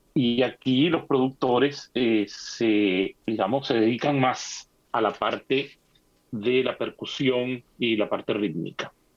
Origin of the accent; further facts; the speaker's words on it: Venezuela; moved away as an adult; allá en, en nuestro país, eh, Venezuela